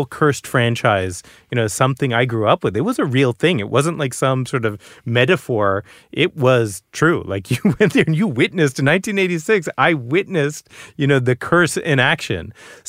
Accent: Boston, Massachusetts, United States; So I'm first generation American. You know, I'm the first person in my family to be born outside of India. And I grew up in Boston.

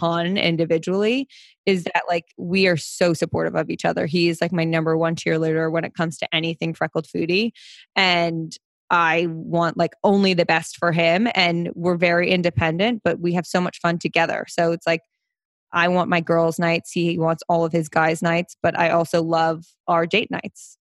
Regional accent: Princeton, New Jersey, United States; moved away as an adult; also born or lived in New York; now in Manhattan, United States; I grew up in Jersey. So, I'm from New Jersey.

